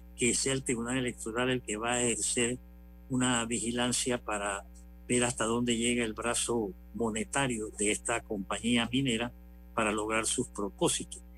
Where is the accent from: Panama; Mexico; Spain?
Panama; como somos los panameños